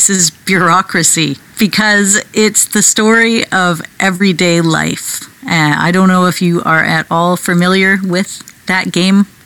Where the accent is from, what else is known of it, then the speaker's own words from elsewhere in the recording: Canada; I'm so Canadian. I'm apologizing here.